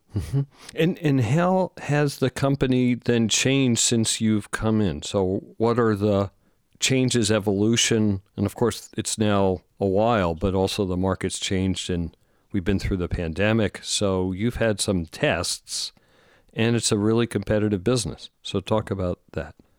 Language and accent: English; East Coast, United States; we're both from the East Coast.